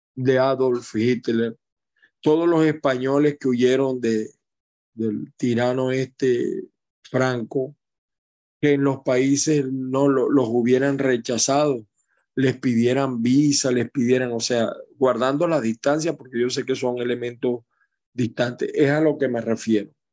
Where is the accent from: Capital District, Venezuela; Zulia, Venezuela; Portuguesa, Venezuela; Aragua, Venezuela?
Aragua, Venezuela; moved away; el pueblo de Aragua, mi pueblo, bien, Venezuela